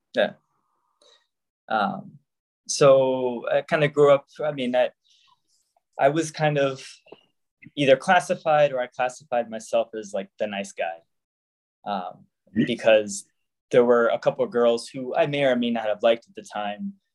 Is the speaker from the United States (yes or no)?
yes; Jacksonville, Florida, United States; moved away as an adult; originally, I am from Jacksonville, Florida. I grew up the youngest of four siblings.